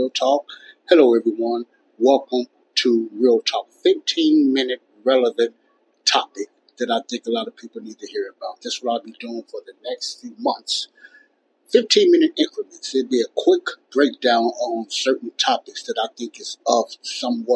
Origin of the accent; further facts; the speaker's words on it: Chicago, Illinois, United States; my hometown city of Chicago, Illinois